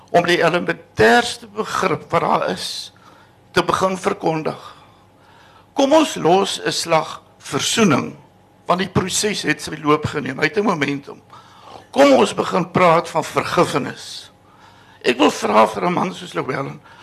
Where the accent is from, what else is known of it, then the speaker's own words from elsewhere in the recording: South Africa; ek is 'n Christen Afrikaner